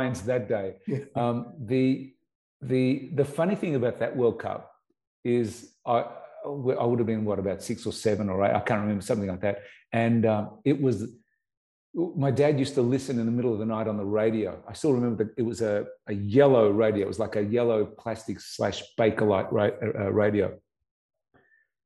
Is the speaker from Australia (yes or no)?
yes; Melbourne, Victoria, Australia; growing up in Collingwood